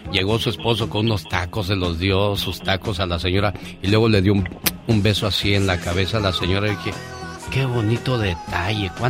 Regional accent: Chihuahua, Mexico; now in United States; Un día salí de Chihuahua, pero Chihuahua nunca salió de mí. Oye, a propósito de estados, me acuerdo cuando llegué a California.

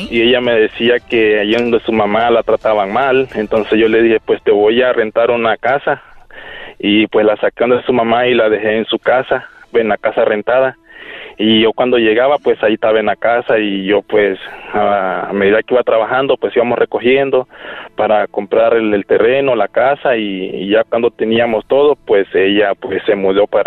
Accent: Nicaragua; now in United States; A Nicaragua.

